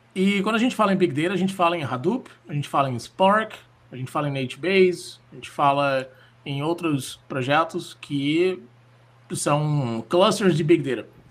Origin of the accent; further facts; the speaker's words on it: Florianópolis, Santa Catarina, Brazil; moved away; also born or lived in Rio de Janeiro / São Paulo; eu nasci em Floripa, eu fui morar no Rio de Janeiro, em São Paulo